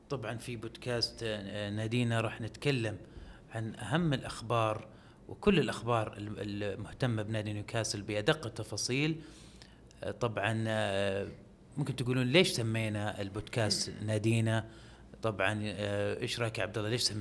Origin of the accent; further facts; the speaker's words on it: Saudi Arabia; ما كانوا متوقعين انه احنا سعوديين